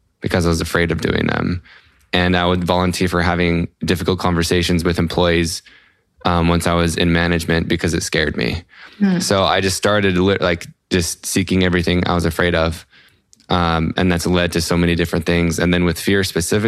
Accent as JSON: {"language": "English", "town": "Salt Lake City", "region": "Utah", "country": "United States", "said": "I'm from Salt Lake City, Utah in the US."}